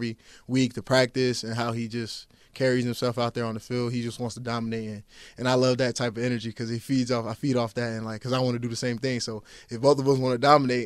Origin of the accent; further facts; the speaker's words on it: Georgia, United States; moved away; I grew up in the Boys and Girls Club back home in, you know, Georgia